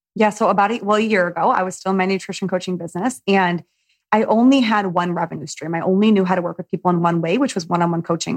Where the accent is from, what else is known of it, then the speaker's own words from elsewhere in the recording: Michigan, United States; you and I have something in common where we're from Michigan